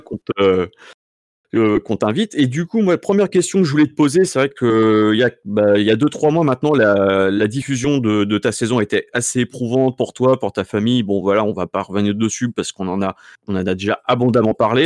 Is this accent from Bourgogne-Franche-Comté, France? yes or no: no; Sarthe, Pays de la Loire, France; je viens de l'ouest, donc je suis sartois